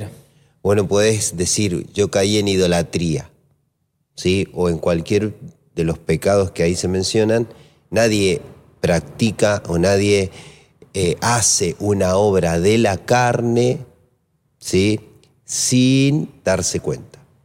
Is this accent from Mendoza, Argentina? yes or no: yes; Maipú, Mendoza, Argentina; moved away; also born or lived in Lomas de Zamora; Me crié en Mendoza, en Maipú, en Coquimbito